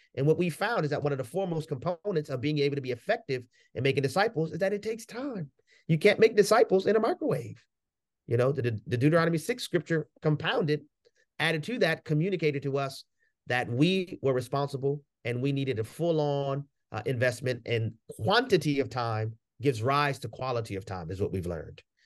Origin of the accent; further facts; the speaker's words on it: New Orleans, Louisiana, United States; I grew up in the hood, you know, growing up in New Orleans in the hood